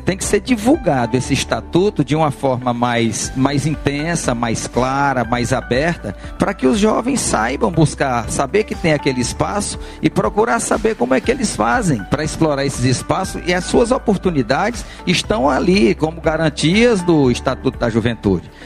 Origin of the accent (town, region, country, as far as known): Picos, Piauí, Brazil; born or raised there; moved away as an adult